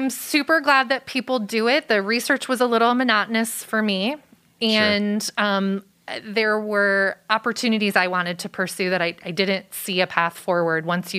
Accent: Wilmette, Illinois, United States; Just north of where Northwestern University is in Evanston. I grew up in Wilmette.

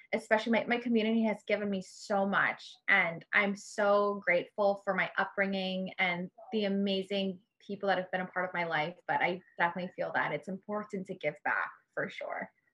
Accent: Honolulu, Hawaii, United States; I grew up in Honolulu. I grew up in the Kahala area.

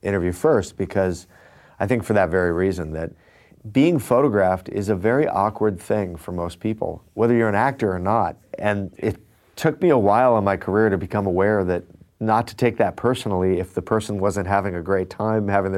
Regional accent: Fullerton, California, United States; I grew up in Fullerton, California

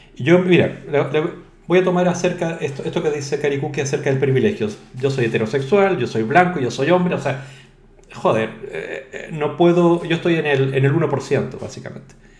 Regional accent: Chile; now in Spain; yo soy español, pero también soy inmigrante, o sea, eso me quita un 0,1%, ¿no? Soy chileno, mestizo y todo

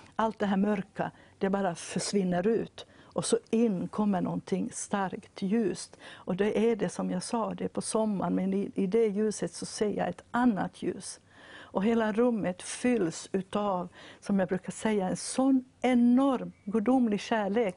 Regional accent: Vaasa, Ostrobothnia, Finland; jag kommer från Vasa då i Finland

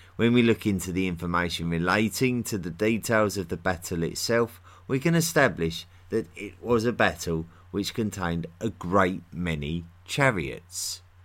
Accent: United Kingdom; accent: typical of the London area; I'm from near London in England. And, uh, that's, uh, my accent is typical of that area

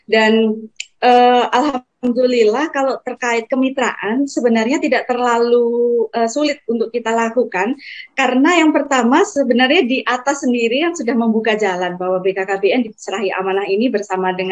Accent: Kendal, Central Java, Indonesia; accent: Semarangan; Jadi, saya kan uh, asalnya dari Kendal, uh, lebih dekat ke Semarang ya, jadi gaya bicara, gaya ngomong itu lebih ke Semarangan gitu.

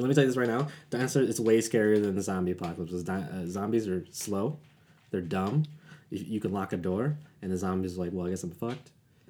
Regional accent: the South, United States; I am from the South.

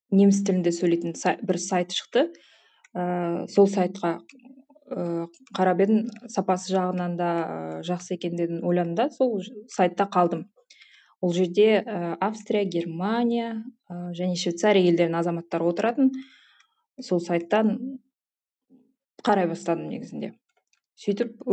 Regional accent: Jambyl Region, Kazakhstan; moved away as an adult; now in Austria; ыыы өзім жамбыл облысының тумасымын осы төрт жылдай болды австрия елінде тұрып жатырмын деген венаның қасындағы кішкентай қалашықта

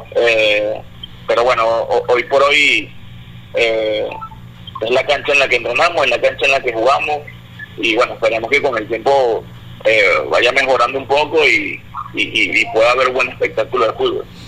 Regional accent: Venezuela; also born or lived in Panama; como venezolano

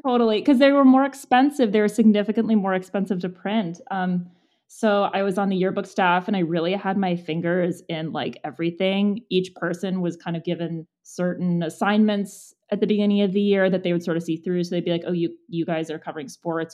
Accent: Monrovia, California, United States; I grew up in Monrovia, which is outside of Pasadena

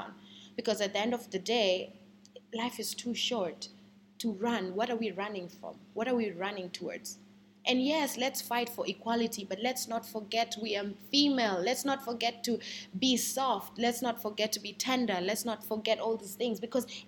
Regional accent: Kenya; I'm a Kenyan woman

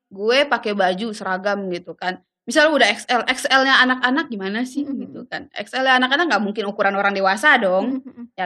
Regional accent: Padang, West Sumatra, Indonesia; moved away as an adult; now in Jakarta, Indonesia; kayak gue kan dari Padang ke Jakarta jujur gue tuh nggak tahu jablay itu dulu apa

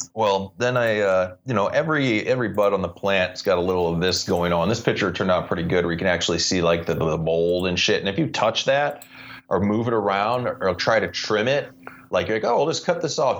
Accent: St. Louis, Missouri, United States; growing up in the Midwest of St. Louis, being a start baseball fan with the Cardinals

